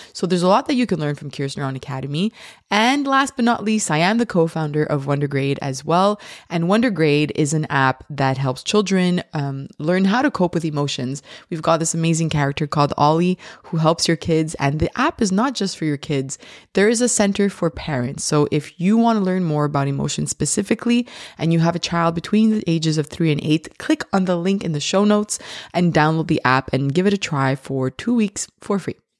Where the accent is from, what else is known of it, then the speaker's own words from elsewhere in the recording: Canada; I'm Canadian